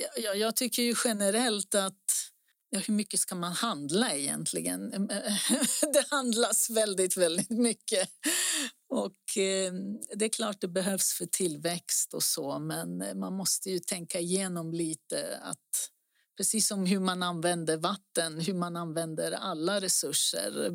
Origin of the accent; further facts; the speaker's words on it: Greece; now in Stockholm, Sweden; längre norrut på västra sidan som jag pratade om tidigare. Det är där jag är ifrån och min familj